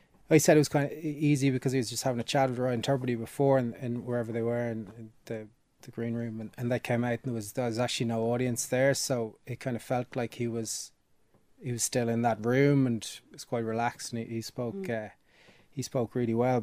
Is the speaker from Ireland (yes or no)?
yes; Cooley Peninsula, County Louth, Ireland; growing up in the Cooley Peninsula